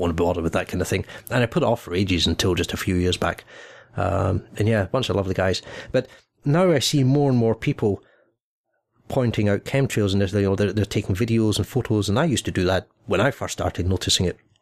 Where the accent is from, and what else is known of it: Scotland, United Kingdom; born or raised there; also born or lived in England